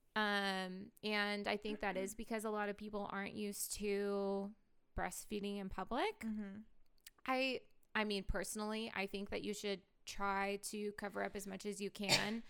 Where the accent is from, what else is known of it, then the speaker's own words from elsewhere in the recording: Portland, Oregon, United States; I grew up in Portland